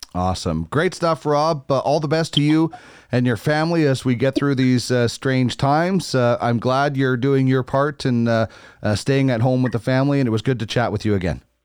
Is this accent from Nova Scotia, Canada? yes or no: no; Manitoba, Canada; I'm you know from Manitoba, so I was a big uh, Jets fan